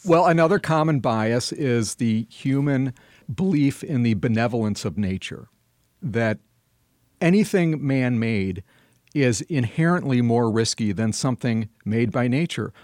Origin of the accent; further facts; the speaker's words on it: Madison, Wisconsin, United States; my hometown of Madison, Wisconsin